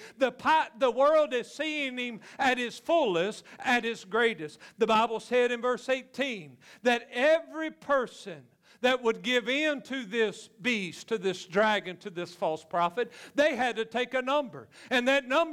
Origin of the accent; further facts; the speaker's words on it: Louisiana, United States; I'm just from Louisiana